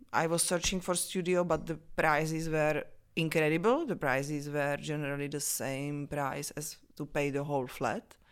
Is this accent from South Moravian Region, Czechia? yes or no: yes; Vyškov, South Moravian Region, Czechia; English is a second language; also born or lived in Olomouc / Brno; now in Prague, Czech Republic; I was born in Vyškov. It's a small town between, uh, Brno and Olomouc in Moravia in Czech Republic